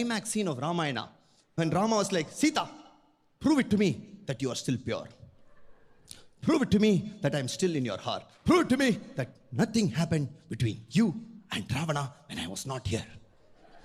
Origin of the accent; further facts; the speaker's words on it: Chennai, Tamil Nadu, India; am a Tamil boy, born and brought up in Chennai, the capital of Tamil Nadu